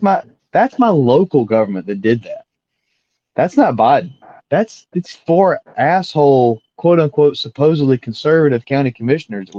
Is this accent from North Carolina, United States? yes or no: yes; Alamance, North Carolina, United States; my hometown